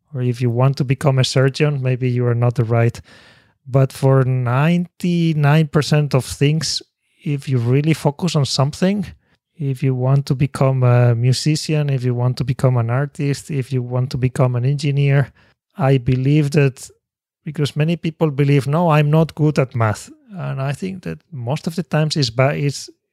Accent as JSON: {"language": "English", "country": "Spain", "tie": "born or raised there", "second_language": "English", "moved": "as an adult", "lives_now": "Japan", "said": "I was born in Spain"}